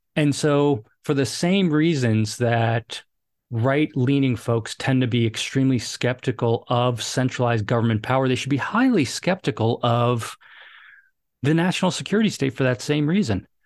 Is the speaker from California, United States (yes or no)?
no; New York City, New York, United States; moved away as an adult; also born or lived in Hoboken, New Jersey / Fairfax, Virginia; I grew up in New York City, uh, or right outside New York City.